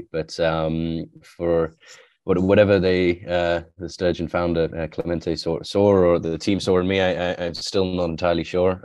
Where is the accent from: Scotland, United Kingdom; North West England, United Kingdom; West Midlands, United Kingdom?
West Midlands, United Kingdom; west of England, near Wales; also born or lived in Iran; I grew up in the countryside, um, in England, so in the west of England, near, near Wales